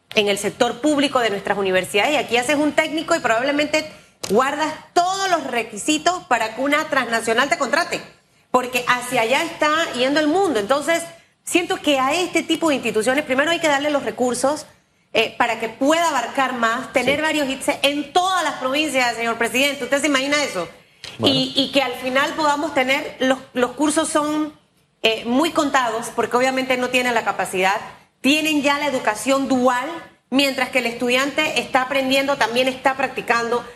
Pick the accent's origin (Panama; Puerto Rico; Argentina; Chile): Panama; esos somos los panameños